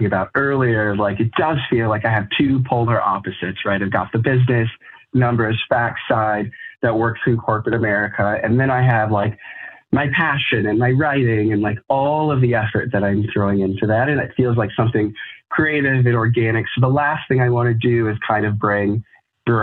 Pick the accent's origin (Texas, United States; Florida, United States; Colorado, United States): Colorado, United States; now in Chicago, United States; I'm originally from Colorado.